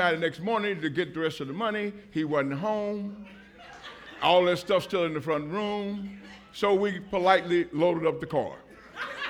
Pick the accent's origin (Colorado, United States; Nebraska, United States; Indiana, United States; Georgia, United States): Indiana, United States; Indianapolis; I'm from Indianapolis, Indiana